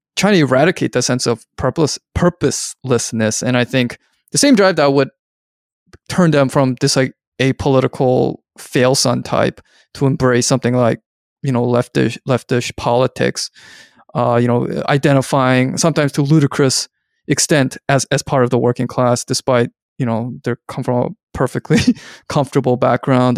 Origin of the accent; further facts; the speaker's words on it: Vancouver, British Columbia, Canada; I'm from Vancouver, where there were a lot of Hong Kong people when I was growing up